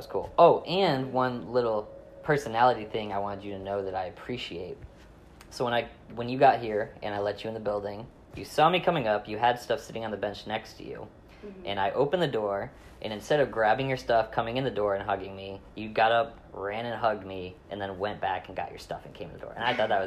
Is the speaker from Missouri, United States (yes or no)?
no; Michigan, United States; moved away as an adult; now in Florida, United States; We were both Michiganders